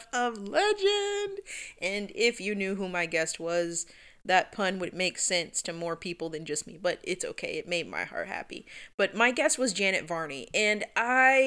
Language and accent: English; West Palm Beach, Florida, United States; now in Jacksonville, United States; I'm originally from West Palm